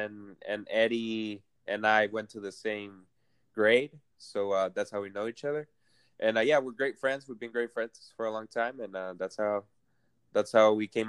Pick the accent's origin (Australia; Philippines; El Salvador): El Salvador; I'm from El Salvador.